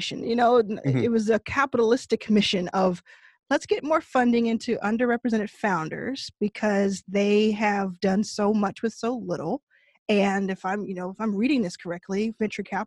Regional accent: Texas, United States; I grew up in Texas.

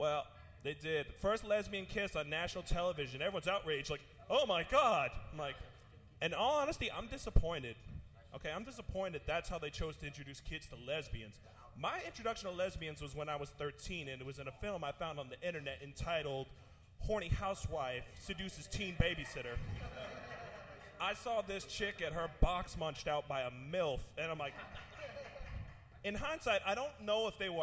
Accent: Massachusetts, United States; I'm from Massachusetts

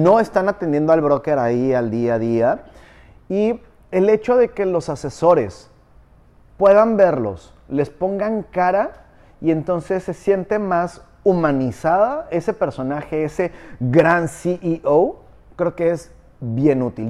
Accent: Morelos, Mexico; now in Riviera Maya, Mexico; Soy del patio trasero de la Ciudad de México, pero no, no soy chilango

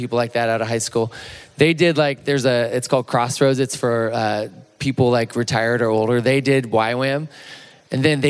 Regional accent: Chico, California, United States; I'm from Chico, California, on the Chico State campus.

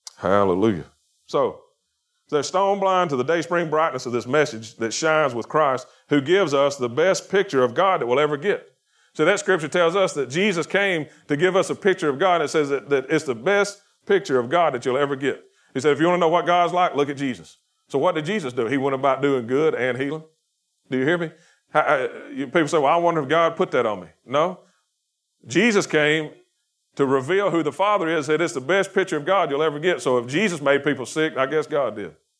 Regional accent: Chilton County, Alabama, United States; I'm from Chilton County

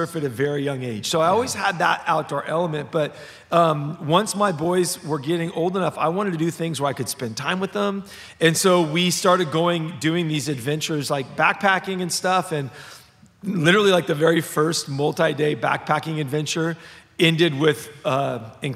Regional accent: Los Angeles, California, United States; So I was raised in Los Angeles. I was like the definition of a city kid

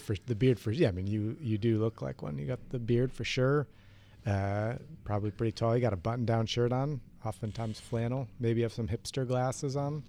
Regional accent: Ohio, United States; I grew up in Ohio

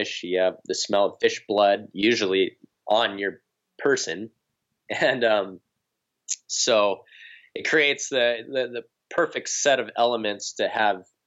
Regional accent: North Shore of Oahu, Hawaii, United States; I'm born and raised on the North Shore of Oahu

